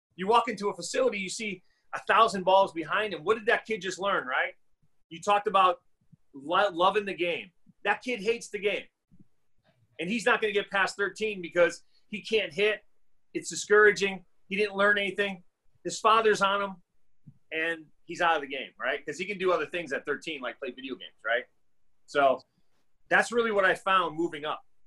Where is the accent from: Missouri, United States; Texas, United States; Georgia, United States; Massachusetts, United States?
Massachusetts, United States; now in Arizona, United States; growing up in Massachusetts, you know, I played three sports.